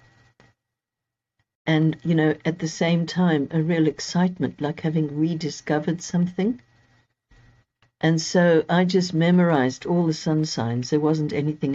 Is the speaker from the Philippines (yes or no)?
no; Zimbabwe; moved away as an adult; also born or lived in Cape Town, South Africa / England; now in United Kingdom; I was born in Zimbabwe, what's now Zimbabwe. It was Rhodesia back then, and lived there until I was 22.